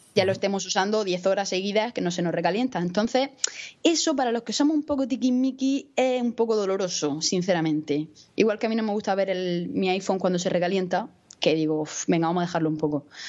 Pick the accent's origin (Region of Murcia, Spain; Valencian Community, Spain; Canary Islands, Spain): Region of Murcia, Spain; Murcia; soy una chica de Murcia, que tengo 22 años